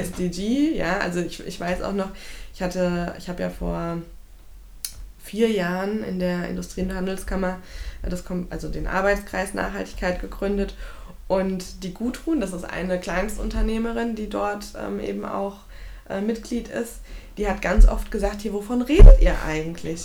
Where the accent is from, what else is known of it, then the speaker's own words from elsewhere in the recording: Frankfurt, Hesse, Germany; gebürtige Frankfurterin